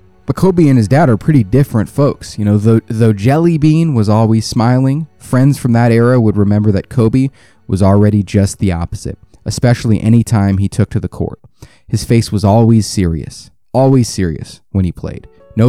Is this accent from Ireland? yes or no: no; South Korea; also born or lived in Belgium / Alabama; because I grew up in Korea, I grew up in Belgium, then I moved to Alabama